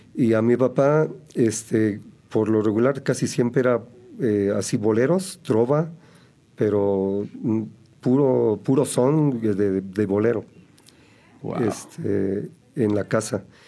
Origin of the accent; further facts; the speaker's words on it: Celaya, Guanajuato, Mexico; yo soy originario de Celaya, Guanajuato. Eh, por allá nací.